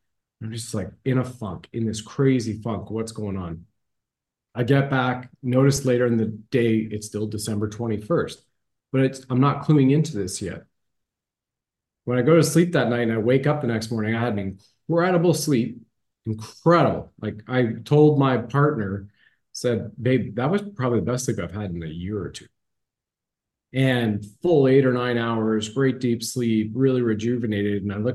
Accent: Ontario, Canada; When I grew up in Ontario, Canada

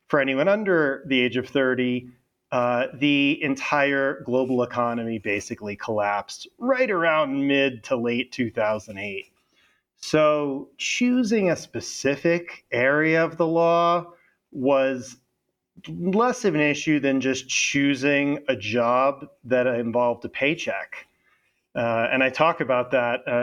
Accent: Florida, United States; also born or lived in London; I am from Florida, and I went to college in Florida at Florida State

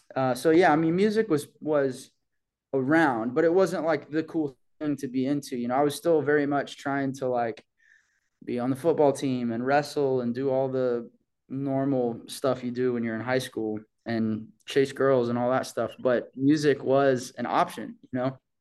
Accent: Bixby, Oklahoma, United States; moved away; that's how I remember my hometown, you know, um, that's what I think about when I, when I think about home is just like this perfect pace of life to grow up

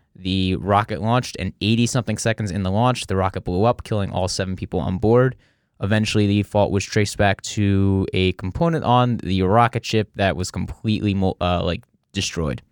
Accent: New Jersey, United States; accent: New Jersey; I'm from New Jersey

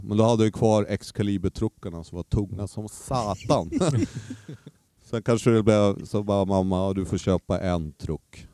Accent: Umeå, Västerbotten County, Sweden; also born or lived in Skellefteå; Jag flyttade från Skellefteå till Umeå när jag började tvåan, lågstadiet

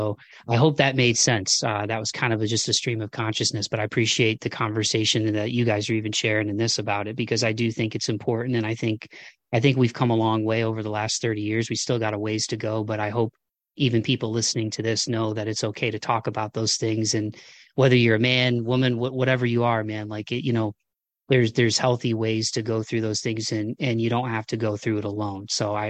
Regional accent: Midwest, United States; maybe it's just part of where I grew up in the Midwest, where it's just kind of like, hey, you rub some dirt on it and, you know, boys don't cry

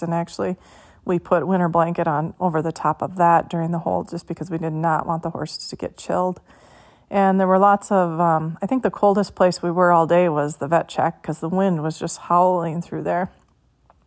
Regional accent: Minnesota, United States; I'm from Minnesota

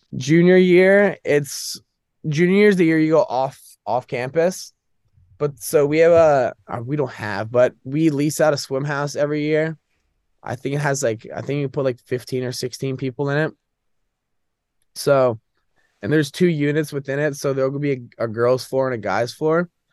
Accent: Northern Virginia, United States; moved away as an adult; now in Boston, United States; I'm from Northern Virginia

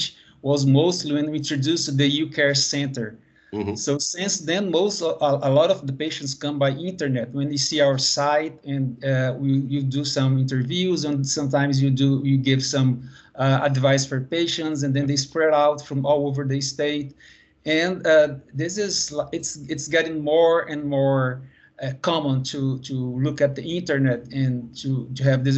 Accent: Brazil; also born or lived in Bahia; I'm from Brazil and I'm here in Bahia

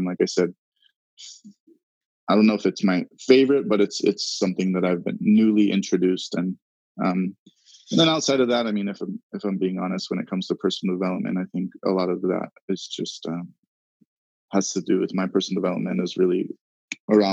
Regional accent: Hawaii, United States; I was born and raised in Hawaii.

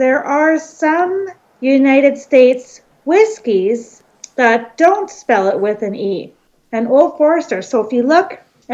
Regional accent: Canada; I'm Canadian

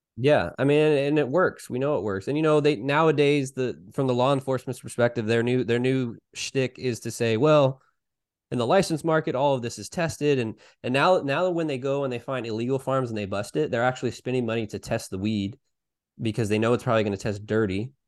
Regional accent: Salinas, California, United States; I worked for a hydroponic store here in my, my hometown of Salinas

